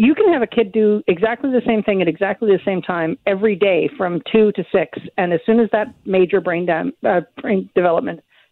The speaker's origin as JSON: {"language": "English", "town": "Victoria", "region": "British Columbia", "country": "Canada", "tie": "born or raised there", "also_born_or_lived": "Vancouver", "said": "I grew up in Victoria. I'm in Vancouver now"}